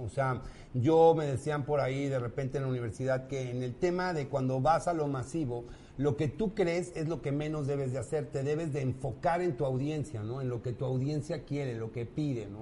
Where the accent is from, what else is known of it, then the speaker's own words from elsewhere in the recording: Mexico City, Mexico; Soy de aquí, de la CDMX, DF, Chilaquil, Forever and Ever. Aquí nací y aquí me moriré.